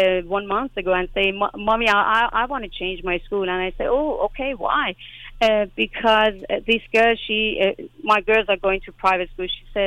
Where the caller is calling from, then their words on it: Sweden; I'm calling you from Sweden.